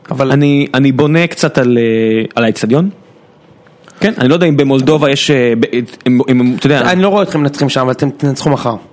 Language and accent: Hebrew; Beersheba, Southern District, Israel; אני עדיין באר שבעי, כן.